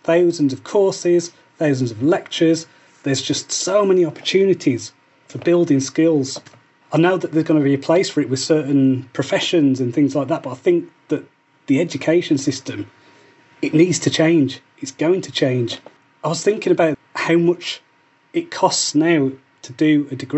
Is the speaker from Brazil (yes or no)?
no; Wolverhampton, West Midlands, United Kingdom; moved away; I grew up in Wolverhampton on an estate called the Scotlands